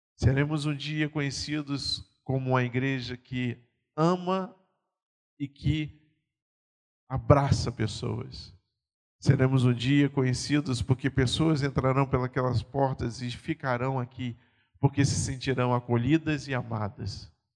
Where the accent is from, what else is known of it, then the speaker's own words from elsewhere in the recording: Pernambuco, Brazil; moved away; eu sou pernambucano